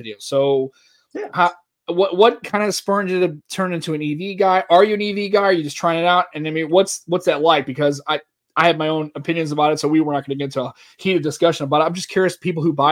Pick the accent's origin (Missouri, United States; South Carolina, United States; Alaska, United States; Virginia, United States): Missouri, United States; St. Louis; in St. Louis. Been here my whole life. Raised in St. Louis